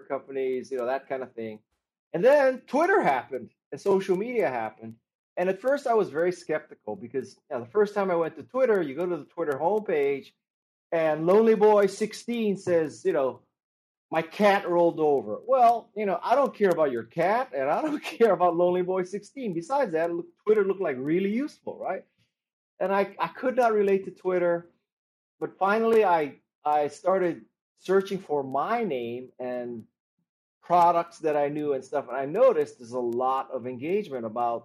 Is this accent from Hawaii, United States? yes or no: yes; Honolulu, Hawaii, United States; moved away as an adult; also born or lived in Stanford; I'm from Honolulu, and I went to school on the mainland at Stanford